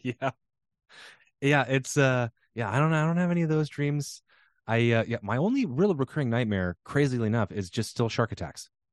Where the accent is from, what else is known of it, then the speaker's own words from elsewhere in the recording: Pacific Northwest, United States; growing up in the Pacific Northwest during the sort of Seattle sound boom